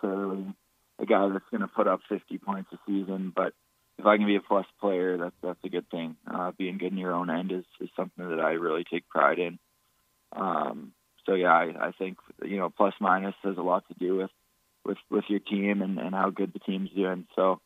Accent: Estevan, Saskatchewan, Canada; moved away; people from a town of around 10,000

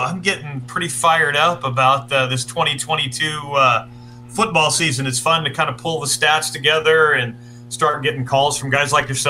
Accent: Shafter, California, United States; also born or lived in Bay Area, California; now in Salinas, United States; I grew up near Bakersfield, a little town called Shafter.

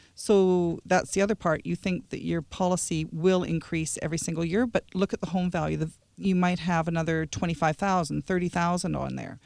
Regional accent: Lower Mainland, British Columbia, Canada; moved away; I'm actually not that far away, Lower Mainland

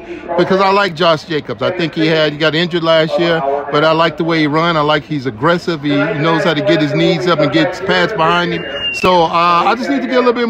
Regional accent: Las Vegas, Nevada, United States; I actually am a native. I was born and raised here in Vegas

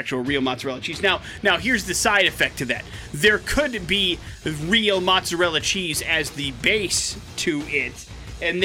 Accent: Wisconsin, United States; moved away

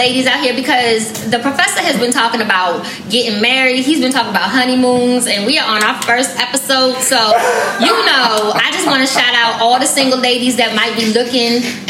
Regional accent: East Coast, United States; moved away as an adult; also born or lived in Phoenix, Arizona; I said I was from the East Coast.

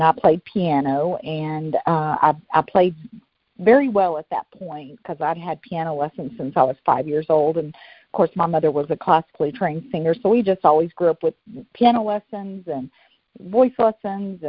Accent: Atlanta, Georgia, United States; also born or lived in Memphis, Tennessee / Nutbush, Tennessee; I'm originally from Memphis, Tennessee. My grandmother lived in Nutbush, Tennessee, which I'm from. And we moved to the Atlanta area when I was in third grade

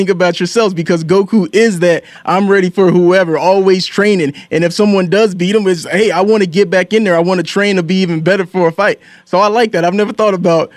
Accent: Memphis, Tennessee, United States; I'm from Memphis

